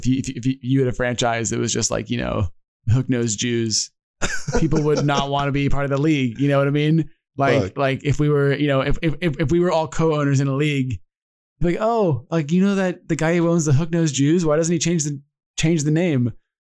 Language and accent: English; United States